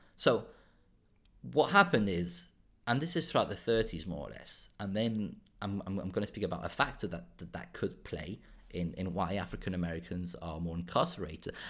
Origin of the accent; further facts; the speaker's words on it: Málaga province, Andalusia, Spain; also born or lived in Ronda, Spain; I was born in Ronda, which is the Málaga province, but I grew up in a small town in Spain, in southern Spain, in Málaga.